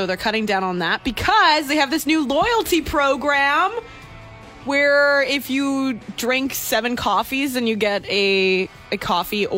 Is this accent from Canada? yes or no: yes; Canada; Being Canadian